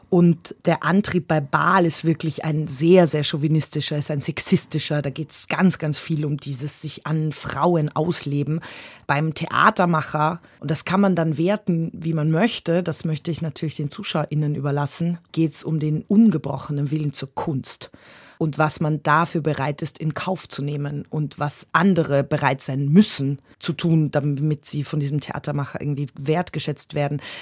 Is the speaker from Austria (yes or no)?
yes; Austria; habe so gedacht, naja, ich mag ja Herausforderungen und ich bin ja aus Österreich und ich mag Bergsteigen